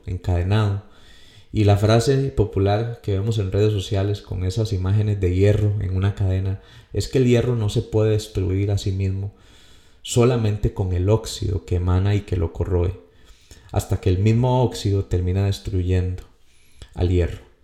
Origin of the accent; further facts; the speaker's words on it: Costa Rica; como decimos aquí en mi país